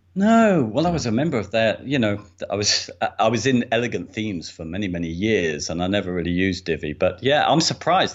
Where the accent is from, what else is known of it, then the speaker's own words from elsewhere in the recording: England, United Kingdom; I'm English